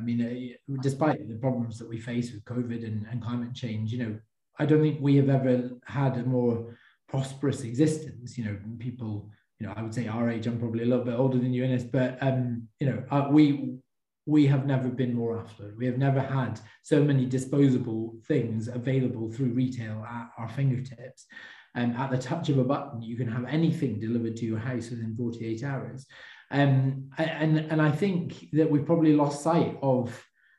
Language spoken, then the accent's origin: English; England, United Kingdom; I am born to a Welsh father, I have a Scottish wife, I was born in England